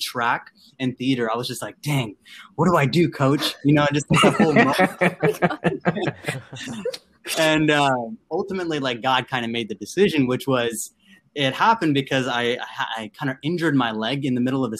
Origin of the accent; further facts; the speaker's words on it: Vancouver, Washington, United States; also born or lived in Andhra Pradesh, India / East Coast, United States; I'm from Vancouver, Washington. It's like near Portland.